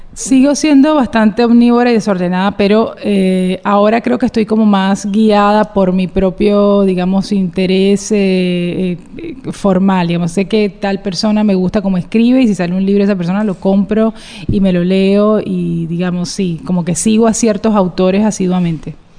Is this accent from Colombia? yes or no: yes; Cartagena, Bolívar, Colombia; como buena cartagenera